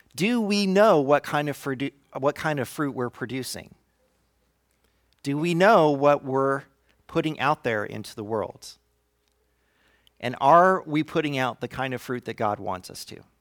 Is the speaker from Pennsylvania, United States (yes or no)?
no; Fresno, California, United States; now in Santa Rosa, United States; I'm from Fresno.